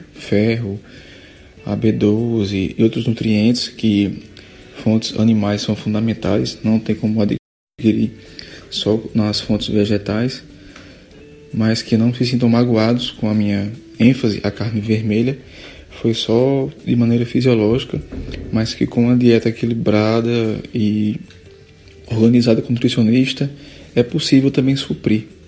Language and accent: Portuguese; Juazeiro do Norte, Ceará, Brazil; moved away as an adult; also born or lived in Recife; E eu sou natural de Juazeiro do Norte mesmo. É, morei um tempo em Recife, mas estou de volta há mais ou menos três anos